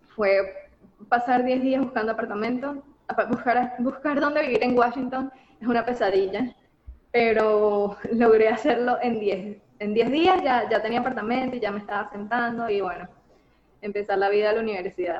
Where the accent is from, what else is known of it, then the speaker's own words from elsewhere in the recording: Venezuela; moved away as an adult; now in United States; yo salí de Venezuela cuando tenía que salir